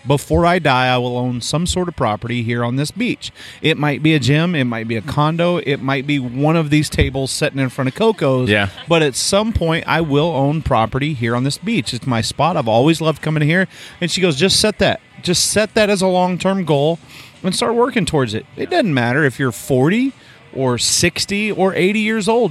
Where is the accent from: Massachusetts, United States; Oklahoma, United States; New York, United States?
Oklahoma, United States; moved away; I'm from Oklahoma